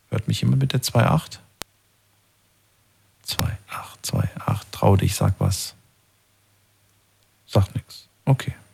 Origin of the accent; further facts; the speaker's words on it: Würzburg, Bavaria, Germany; Wo kommst du her? Servus. Haha, aus Würzburg.